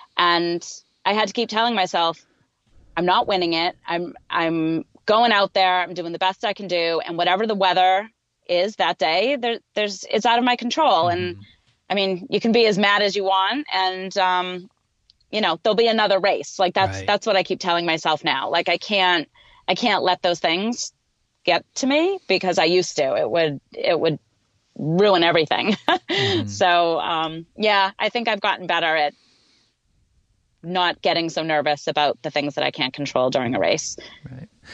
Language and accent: English; Boston, Massachusetts, United States; I'm also from the Boston area, so it's it's just a it's a really cool a really cool thing to know that when I used to go and watch the Boston Marathon growing up